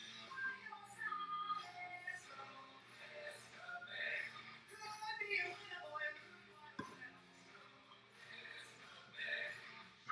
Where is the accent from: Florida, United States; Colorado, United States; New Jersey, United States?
Florida, United States; Tampa; also born or lived in Staten Island, New York; I'm from Tampa, Florida